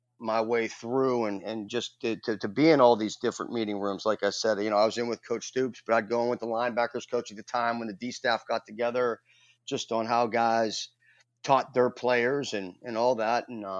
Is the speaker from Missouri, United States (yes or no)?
no; Youngstown, Ohio, United States; And I credit all that to the path that I grew up in Youngstown, Ohio, and going to Cardinal Mooney.